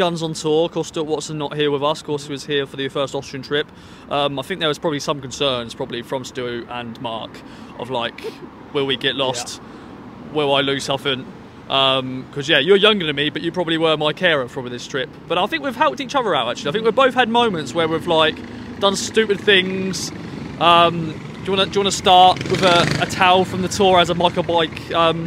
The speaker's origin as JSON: {"language": "English", "region": "England", "country": "United Kingdom", "accent": "Southern", "said": "I was actually English"}